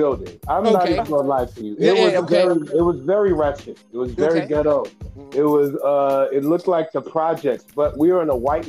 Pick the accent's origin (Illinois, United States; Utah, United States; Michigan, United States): Michigan, United States; Grand Rapids; accent: American; now in Seattle, United States; I am from Grand Rapids, Michigan.